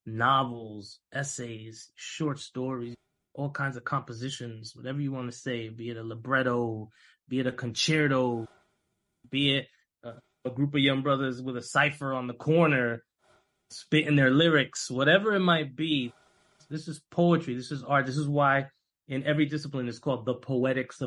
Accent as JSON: {"language": "English", "town": "New York City", "region": "New York", "country": "United States", "tie": "born or raised there", "said": "My family's from Dominican Republic. I was born here in Harlem, right? But my family's from DR"}